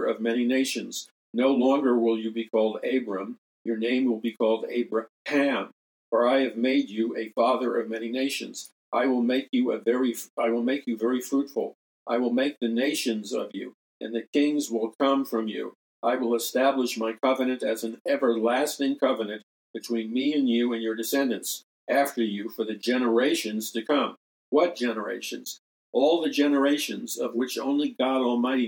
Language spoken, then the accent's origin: English; New York City, New York, United States; as a very, very young boy growing up in Jackson Heights, Queens